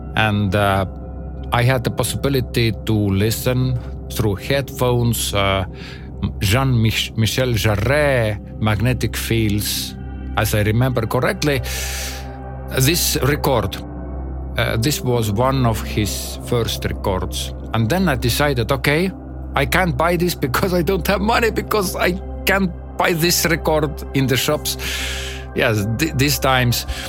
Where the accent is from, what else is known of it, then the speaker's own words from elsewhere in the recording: Estonia; English is a second language; I am amateur musician from Estonia